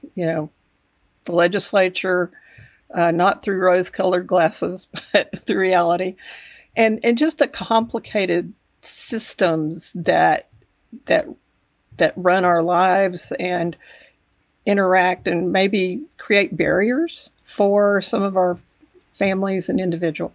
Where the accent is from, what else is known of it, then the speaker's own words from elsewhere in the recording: Texas Panhandle, United States; also born or lived in Amarillo, Texas; I grew up in the Panhandle about an hour away